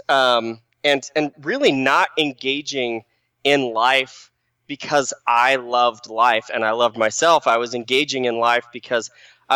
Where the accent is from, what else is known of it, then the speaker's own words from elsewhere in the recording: Phoenix, Arizona, United States; moved away as an adult; now in Utah, United States; I grew up in the Phoenix Valley, Arizona, nice and hot.